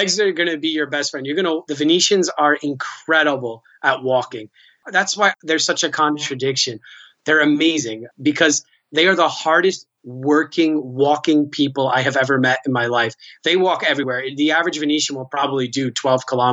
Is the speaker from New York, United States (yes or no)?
yes; New York City, New York, United States; moved away as an adult; also born or lived in Spain / Taiwan / Korea / Tanzania; now in Venice, Italy; I come from New York City